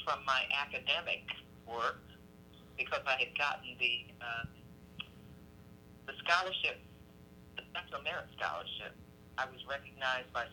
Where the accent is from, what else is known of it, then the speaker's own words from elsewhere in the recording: New York City, New York, United States; I grew up in New York City